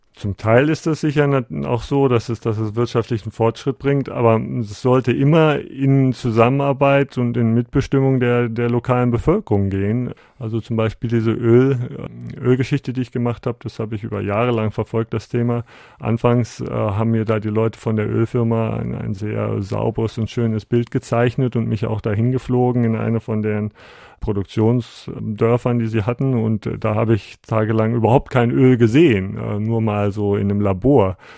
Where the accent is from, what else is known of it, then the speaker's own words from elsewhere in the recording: Bielefeld, North Rhine-Westphalia, Germany; moved away as an adult; now in Guatemala; meine Heimatstadt hier in Bielefeld